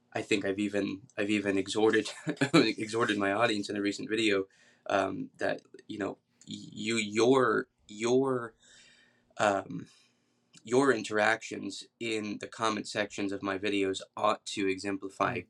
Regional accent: Atlanta, Georgia, United States; now in Kentucky, United States; I'm from Atlanta originally

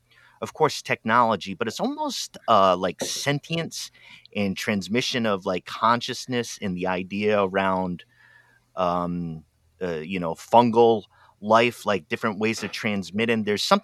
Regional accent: East Coast, United States; now in Oregon, United States; I'm from the East Coast of the United States, industrial city, old industrial city, kind of rundown mills and stuff like that. But I'm out in Oregon now on the other coast

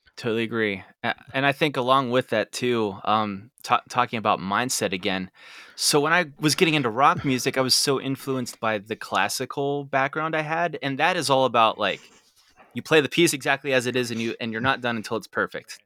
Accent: Derry, Pennsylvania, United States; I grew up and lived in Derry

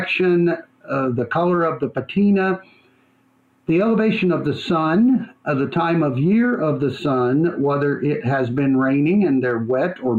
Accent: West Texas, United States; now in Ridgecrest, United States; I grew up in West Texas, right on the border, about 3 hours south of El Paso, gateway into the Big Bend National Park

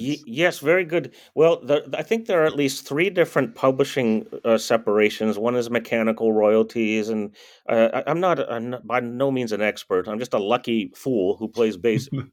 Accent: Bay Area, California, United States; We're all from the Bay Area, lived in the Bay Area

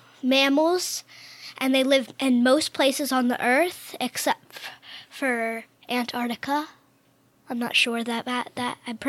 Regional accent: New Hampshire, United States; I'm 10 years old, and I'm from New Hampshire.

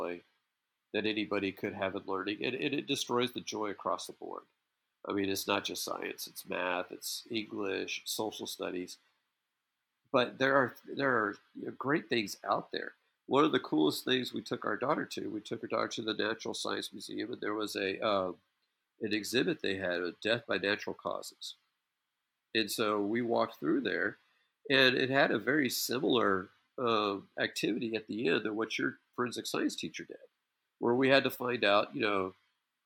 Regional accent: Clear Lake, Texas, United States; I had a very different experience growing up in Clear Lake

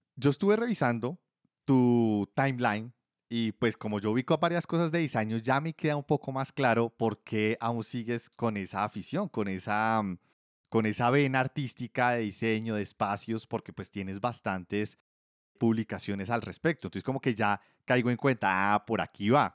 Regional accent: Bogotá, Colombia; yo soy de Bogotá, también Colombia

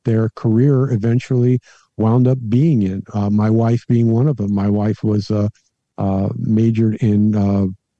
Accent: Hollywood, Florida, United States; where I grew up in Hollywood, Florida

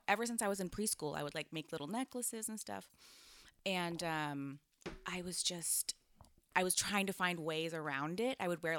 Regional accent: California, United States; So I grew up in the Bay, like you said, and it's actually all kind of tied in because I was raised in a, it was a cult.

